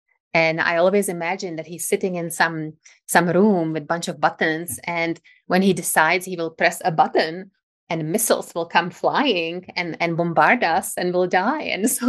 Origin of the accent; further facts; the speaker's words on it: Czechia; English is a second language; moved away as an adult; also born or lived in Prague; now in Vail Valley, United States; So I come from the Czech Republic. Actually, I was born still in the communist Czechoslovakia.